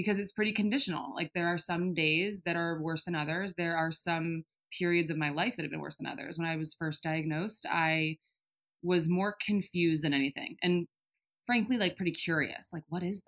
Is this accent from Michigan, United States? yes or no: no; outside of San Francisco, Bay Area of California, United States; also born or lived in Colorado; I grew up in the Bay Area of California, outside of San Francisco